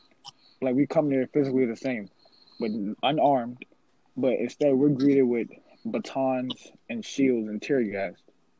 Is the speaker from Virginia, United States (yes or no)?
yes; Charlottesville, Virginia, United States; A couple years ago, in my hometown, the KKK came to Charlottesville.